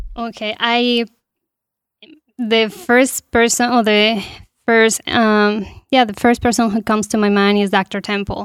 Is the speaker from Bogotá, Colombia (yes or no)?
yes; Bogotá, Colombia; moved away as an adult; also born or lived in Goshen, Indiana; now in Warsaw, United States; I'm original from Colombia. I was born and raised there in the capital.